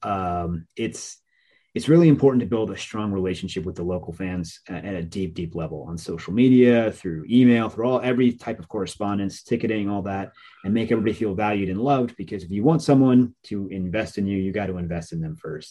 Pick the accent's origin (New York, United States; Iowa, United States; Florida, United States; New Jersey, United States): New Jersey, United States; also born or lived in Scranton, Pennsylvania; my identity growing up, growing up in Jersey